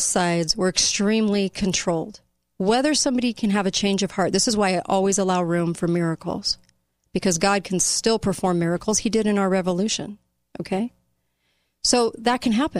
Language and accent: English; United States; as an American populace